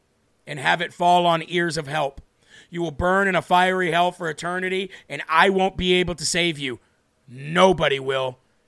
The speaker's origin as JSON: {"language": "English", "region": "Rhode Island", "country": "United States", "said": "I'm originally from Rhode Island, Jeremy."}